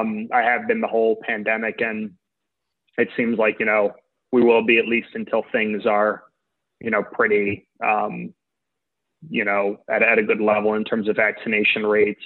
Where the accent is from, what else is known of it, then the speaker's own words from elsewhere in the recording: Long Island, New York, United States; now in Manhattan, United States; So I'm from Long Island originally. I live in Manhattan now.